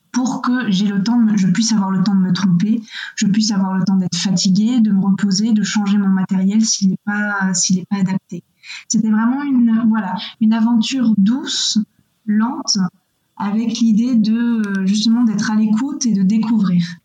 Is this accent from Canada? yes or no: no; Missé, Nouvelle-Aquitaine, France; Moi, je viens d'Angers, ou plus exactement de Missé, qui est un tout petit village à côté d'Angers, donc dans, les Deux-Sèvres